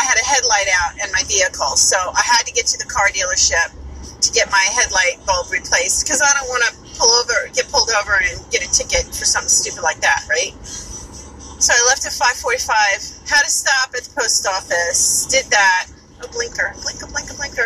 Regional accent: New York, United States; accent: New York; my New York accent

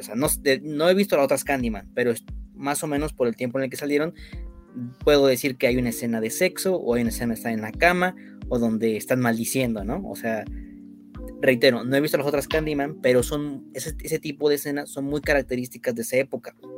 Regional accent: Mexico; nosotros que somos mexicanos

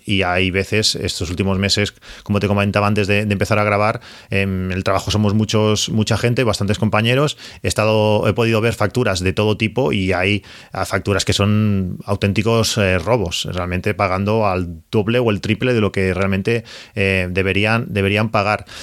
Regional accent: Catalonia, Spain; los que somos de Cataluña

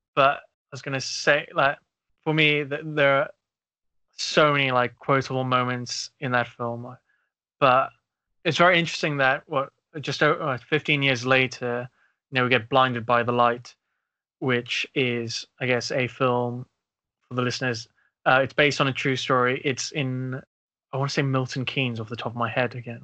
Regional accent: South Africa; also born or lived in Uganda (family); now in United Kingdom; growing up in South Africa

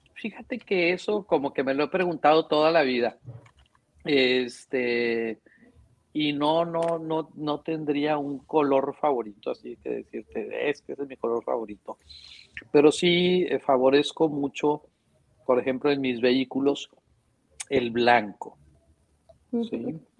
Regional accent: Monterrey, Nuevo León, Mexico; nací aquí en Monterrey, este, soy regiomontano de nacencia y de corazón, este, tengo toda mi vida viviendo aquí

